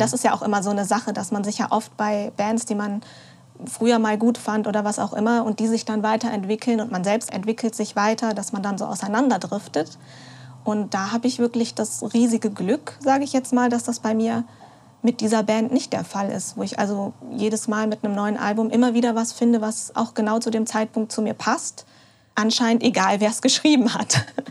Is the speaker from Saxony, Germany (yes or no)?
no; North Rhine-Westphalia, Germany; Ich komme ja aus der Region